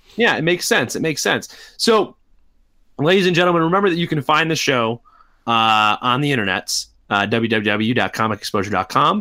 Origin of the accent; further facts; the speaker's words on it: United States; as American kids who grew up in, in American schools